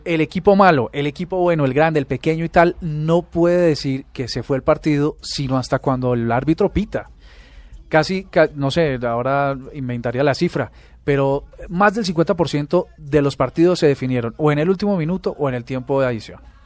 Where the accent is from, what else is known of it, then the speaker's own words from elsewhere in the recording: Colombia; somos los colombianos